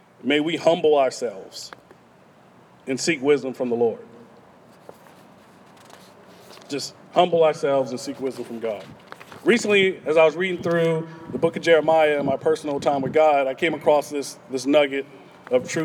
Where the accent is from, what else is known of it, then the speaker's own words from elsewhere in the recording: Texas, United States; I'm from Texas. I mean, we Texans